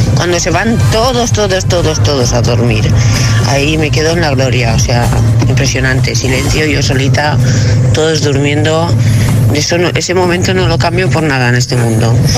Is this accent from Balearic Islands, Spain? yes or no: no; Valencia, Valencian Community, Spain; soy de Valencia